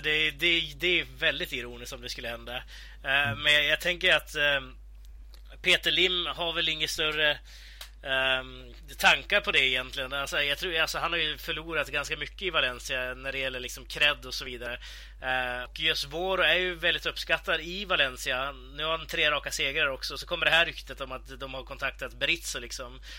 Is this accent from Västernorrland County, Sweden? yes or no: yes; between Sundsvall and Örnsköldsvik, Västernorrland County, Sweden; där jag kommer ifrån, då, mellan Sundsvall och eh, eh Övik